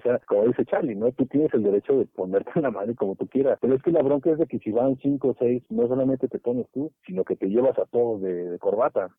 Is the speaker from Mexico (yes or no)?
yes; State of Mexico, Mexico; yo soy del Estado